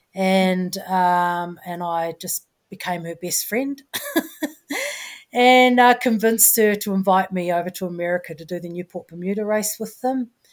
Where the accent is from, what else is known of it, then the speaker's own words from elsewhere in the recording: New Zealand; I'm a Kiwi